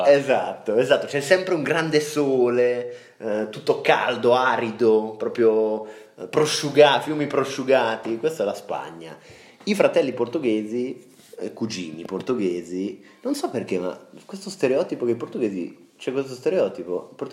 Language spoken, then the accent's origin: Italian; Switzerland; sarei molto onorato da svizzero di essere famoso perché faccio gli orologi a cucù.